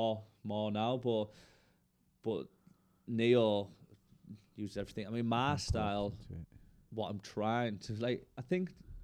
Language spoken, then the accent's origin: English; Middlesbrough, North East England, United Kingdom; I'm from Middlesbrough.